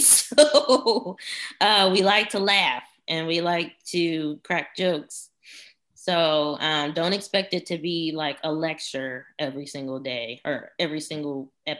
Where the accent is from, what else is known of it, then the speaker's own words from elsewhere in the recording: Houston, Texas, United States; We are from Houston, the land